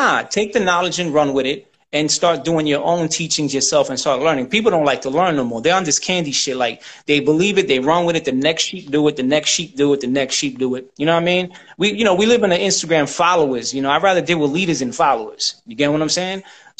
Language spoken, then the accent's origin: English; United States; See, my nationality is I'm American, you know, but I descend from Puerto Rico.